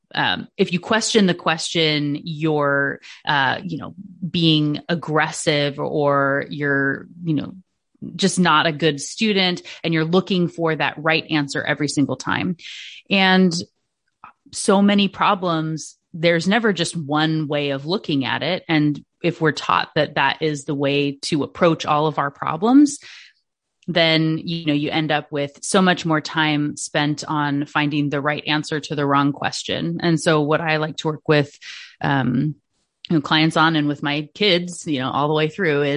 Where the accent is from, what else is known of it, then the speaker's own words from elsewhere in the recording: Washington, United States; also born or lived in Alaska; In Washington State. So I'm originally from Alaska.